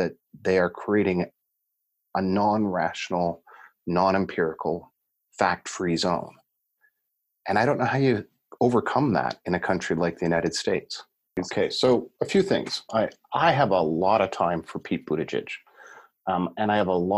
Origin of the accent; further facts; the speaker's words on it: Ontario, Canada; I'm from Ontario, which is kind of north, basically just north of South Bend